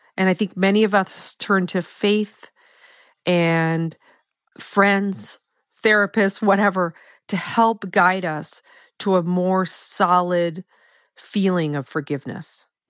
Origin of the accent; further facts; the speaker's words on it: Maine, United States; in my home state of Maine, and I was born and raised here